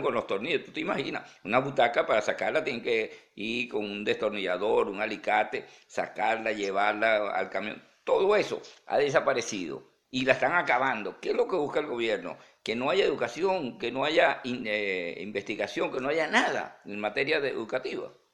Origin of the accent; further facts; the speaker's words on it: Venezuela; now in Houston, United States; muchos venezolanos que estamos fuera del país